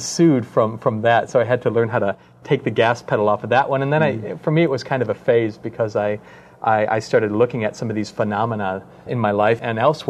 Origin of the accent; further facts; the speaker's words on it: Wisconsin, United States; I'm from Wisconsin, after all